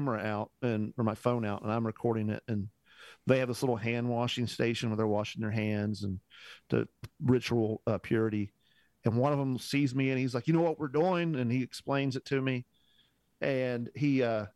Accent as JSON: {"language": "English", "region": "Indiana", "country": "United States", "said": "I'm from Indiana"}